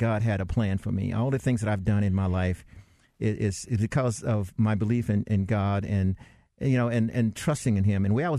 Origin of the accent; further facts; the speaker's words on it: the South, United States; When I was growing up in the South, it was really bad.